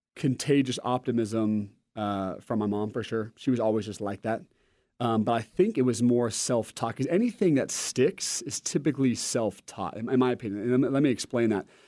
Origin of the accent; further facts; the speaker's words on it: Oregon, United States; I'm from Oregon, and I'm a Nike homer